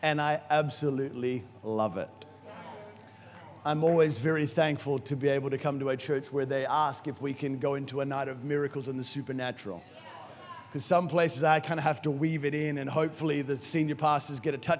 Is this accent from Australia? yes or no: yes; Brisbane, Queensland, Australia; moved away as an adult; also born or lived in Nambour / Noosa / United States; now in Africa; I was born in Nambour. And I say Noosa, but technically it was Nambour. And I was raised actually in Noosa, then moved to the United States of America with my family when I was younger, moved back to Brisbane, was in Brisbane, finished my schooling in Brisbane